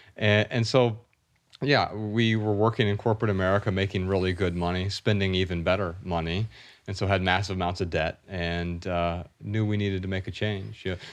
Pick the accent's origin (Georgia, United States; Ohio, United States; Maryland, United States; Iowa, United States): Ohio, United States; Dayton; Ryan and I grew up really poor in Dayton, Ohio